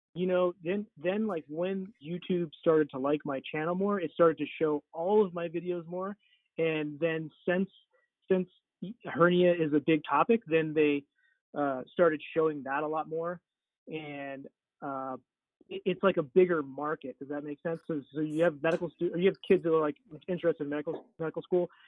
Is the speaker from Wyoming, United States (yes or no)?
yes; Wyoming, United States; moved away as an adult; also born or lived in Florida; now in Salt Lake City, United States; I actually went to um, to Wyoming to my hometown to practice for a couple years